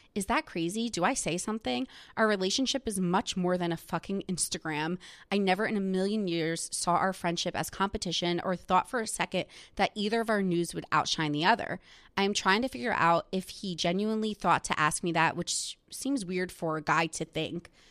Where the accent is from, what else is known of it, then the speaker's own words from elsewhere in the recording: New Jersey, United States; my town that I grew up in in New Jersey is where some of the housewives live